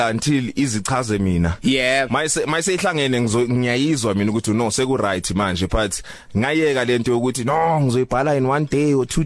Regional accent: Fort Beaufort, Eastern Cape, South Africa; also born or lived in Nelspruit, Mpumalanga; mangizalwa ngizalelwa eMpumalanga eNelspruit. Mm. But 3 months later then ngimuvela eBhofolo which is the Eastern Cape la ubabami eh, ephuma khona. So ngikhulela eBhofolo.

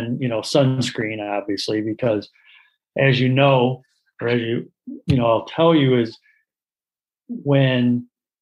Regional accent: Portage, Michigan, United States; also born or lived in Winston-Salem, North Carolina / Cleveland, Ohio; I grew up in Portage, Michigan, where I practice.

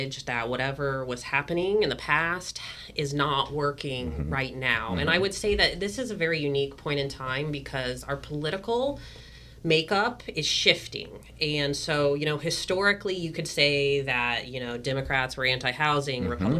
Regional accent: Georgia, United States; now in California, United States; I was raised in Georgia

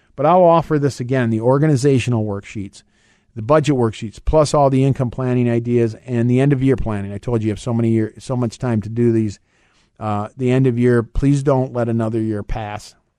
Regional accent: Michigan, United States; I'm from Michigan

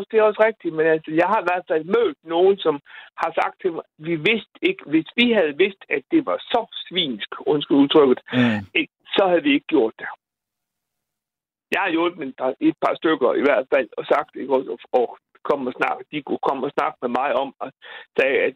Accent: Bosnia & Herzegovina; now in Randers, Denmark; nu kommer jeg fra Bosnien, som sagt, ikke?

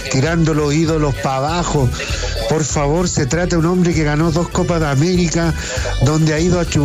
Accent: Chile; los, chaqueteros que somos los chilenos.

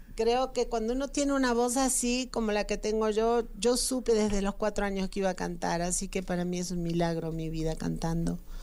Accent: Argentina; now in Mexico; dedicado a mi país Argentina que nunca la sembré, nunca hice nada en mi país

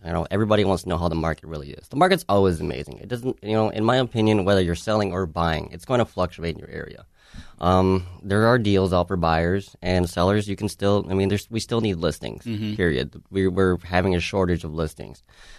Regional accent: Savage, Minnesota, United States; Savage is really? My hometown. I grew up there since 1990.

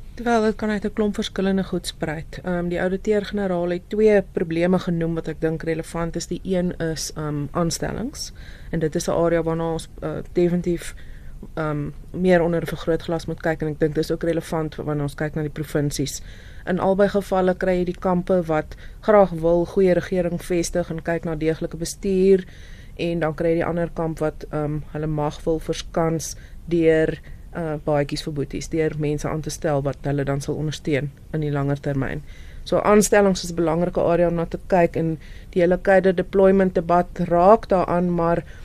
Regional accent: South Africa; ons as Suid-Afrikaners

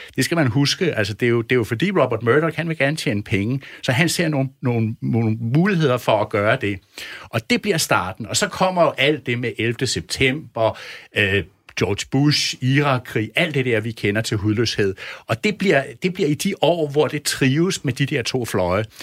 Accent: Denmark; som dansker og som europæer, som dansk journalist

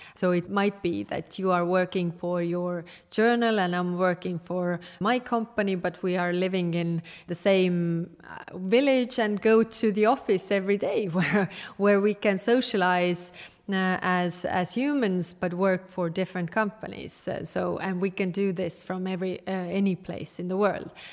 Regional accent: Estonia

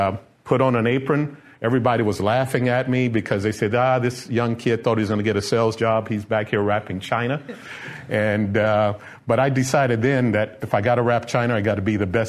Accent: Houston, Texas, United States; I grew up here in Houston in Third Ward, Texas.

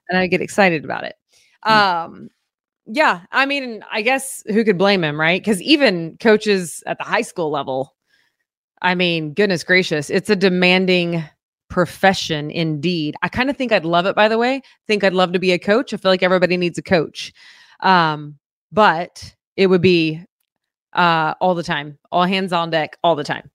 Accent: Oklahoma, United States; moved away; I grew up in Oklahoma, born and raised

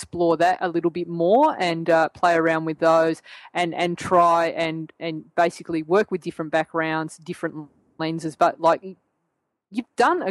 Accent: Australia; accent: Australian; my Australian accent

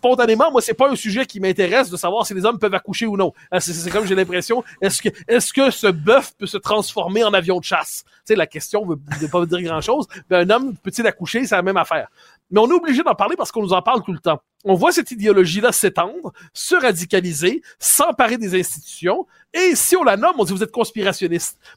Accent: Quebec, Canada; moi, on est, on est des Québécois passés date.

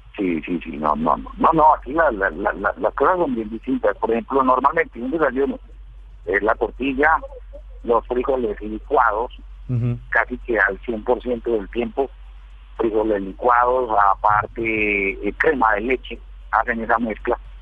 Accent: Paisa, Antioquia, Colombia; moved away as an adult; now in Guatemala; como buen como buen paisa

